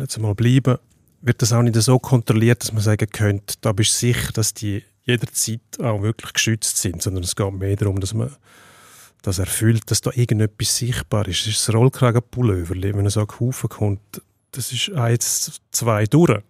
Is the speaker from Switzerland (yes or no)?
yes; Switzerland; bei uns in der Schweiz